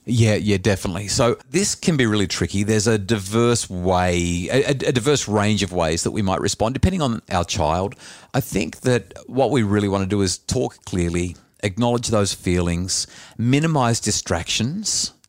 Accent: New South Wales Central Coast, Australia; growing up on the New South Wales Central Coast

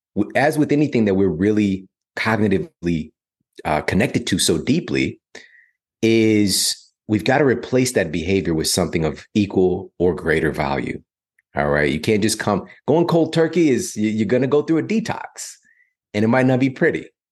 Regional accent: St. Louis, Missouri, United States; moved away as an adult; also born or lived in Ferguson, Missouri; now in Los Angeles, United States; growing up in, you know, South City, Saint Louis, growing up in Ferguson, Missouri

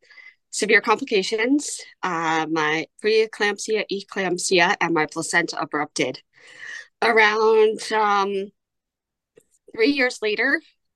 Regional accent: New York, United States; I am from New York

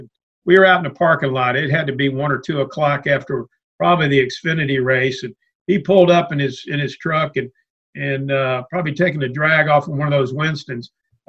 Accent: Louisville, Kentucky, United States; moved away; growing up in Louisville, Kentucky, big sports fan, big Kentucky Wildcat fan growing up.

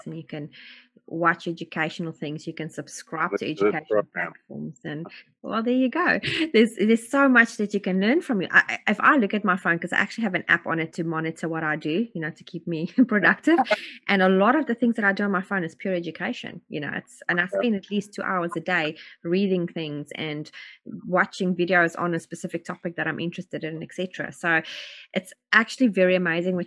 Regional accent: South Africa; now in New Zealand; I'm originally from South Africa

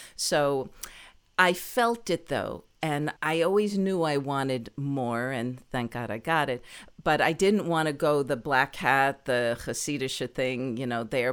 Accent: New Jersey, United States; moved away as an adult; also born or lived in Baltimore / New York; now in Los Angeles, United States; I was born and raised in New Jersey

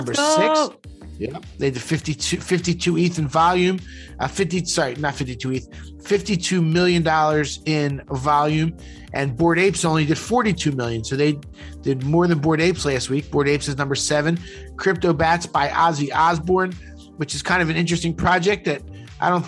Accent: Philadelphia, Pennsylvania, United States; We grew up in Northeast Philly, went to rival high schools

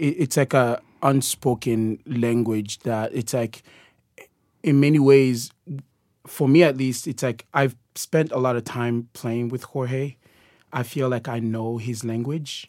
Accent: DR Congo; moved away; I am originally from the Democratic Republic of Congo

